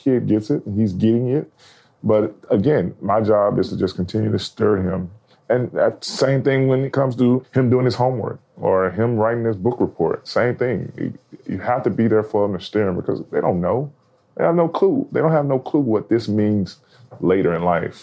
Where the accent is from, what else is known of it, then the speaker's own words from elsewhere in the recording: Alabama, United States; moved away; I'm from Alabama.